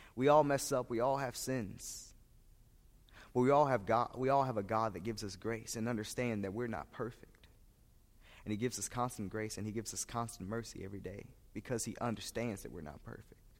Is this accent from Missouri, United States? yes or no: yes; St. Louis, Missouri, United States; I am from St. Louis, Missouri